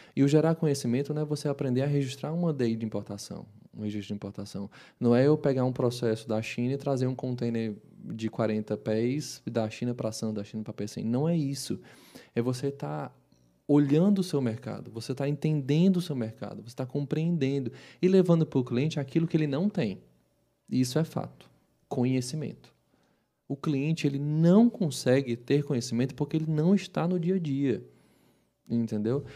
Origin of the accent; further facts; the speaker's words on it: Brazil; a gente, como brasileiro